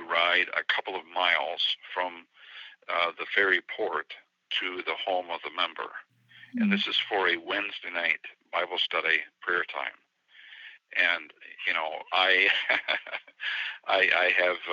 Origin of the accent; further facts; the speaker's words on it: United States; I'm the American